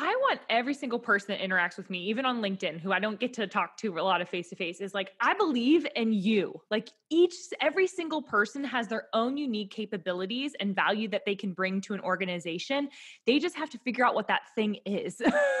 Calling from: Nashville, Tennessee, United States; Yeah, so I'm tuning in from Nashville, but I, like TJ, started out on Wall Street

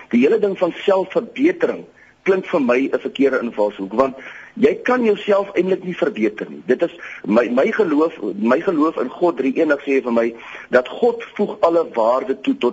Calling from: Potchefstroom, North West, South Africa; Ek is hier van Potchefstroom se wêreld en ek wil graag net 'n insig lewe ter wille van perspektief.

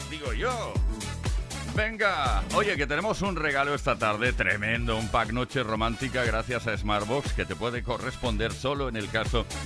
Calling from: Cádiz, Andalusia, Spain; Pues mira, yo soy … de Cádiz.

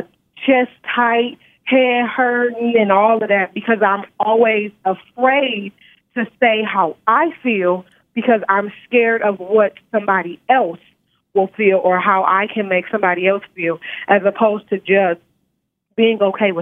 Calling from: Nevada, United States; I'm calling from Nevada.

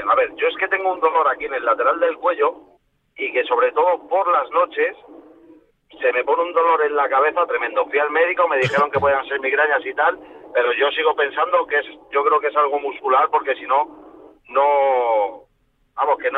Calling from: Alcorcón, Community of Madrid, Spain; mira, desde Alcorcón.

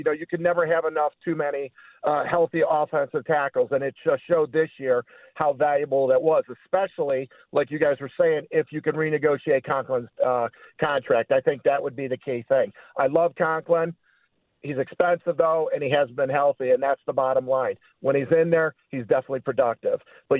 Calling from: Willowick, Ohio, United States; Call from Willowick.

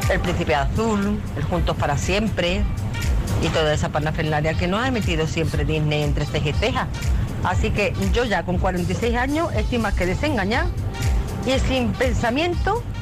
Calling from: Barcelona, Catalonia, Spain; Hola, buenos días … de Barcelona.

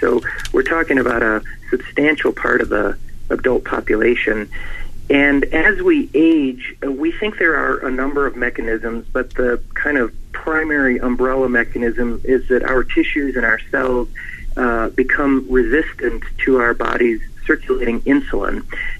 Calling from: Reno, Nevada, United States; also born or lived in San Francisco; Reno, Nevada. I'm faculty here at the University of Nevada School of Medicine, and right here in Reno

